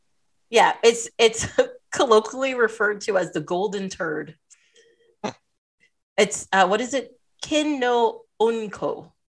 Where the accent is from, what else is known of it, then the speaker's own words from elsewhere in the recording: Toronto, Ontario, Canada; Like I would tell people I'm from Toronto.